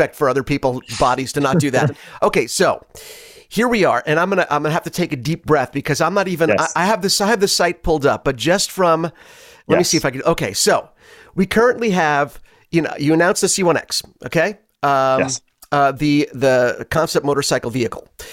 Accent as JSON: {"language": "English", "town": "New York City", "region": "New York", "country": "United States", "tie": "born or raised there", "said": "I was born in Brooklyn"}